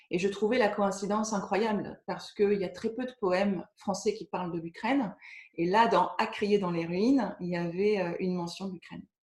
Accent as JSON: {"language": "French", "town": "Caen", "region": "Normandy", "country": "France", "said": "Je ne faisais partie d'aucun cercle de lecture parce que je venais de Caen et j'avais ben, personne en région parisienne."}